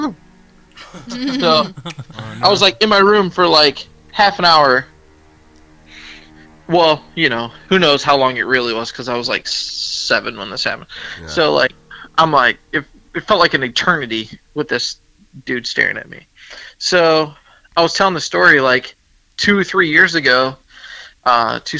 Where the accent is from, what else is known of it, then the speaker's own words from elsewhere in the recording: the South, United States; My parents, we're all from the South, and Southern